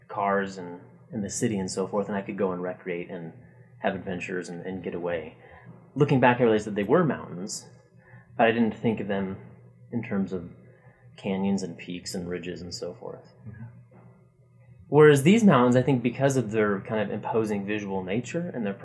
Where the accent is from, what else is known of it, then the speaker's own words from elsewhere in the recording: Bellingham, Washington, United States; moved away as an adult; also born or lived in Nebraska; now in Utah, United States; I grew up in Bellingham, Washington